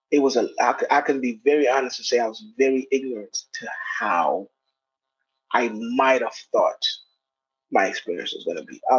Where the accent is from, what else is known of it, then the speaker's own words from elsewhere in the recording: Kenya; now in United States; my accent changed, the way I looked, the way I dressed, I had braids. Um, you know, I also played sports and basketball and stuff like that. So it's like culturally I was not. I was at no point attacked. Like I really like I knew I was Kenyan. My parents are Kenyan.